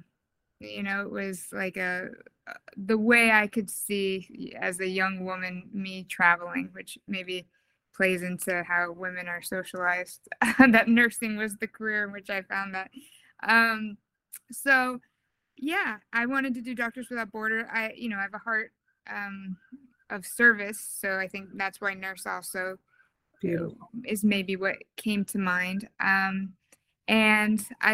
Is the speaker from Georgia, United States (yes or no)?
no; Southern California and Maui, Hawaii, United States; moved away as an adult; also born or lived in New York City; I grew up in Southern California and Hawaii on the island of Maui